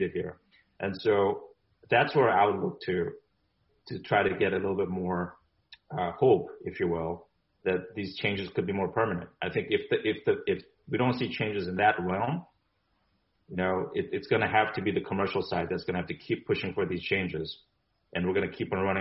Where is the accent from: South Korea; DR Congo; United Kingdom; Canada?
South Korea; now in United States; I'm originally from Korea. I was born in Korea.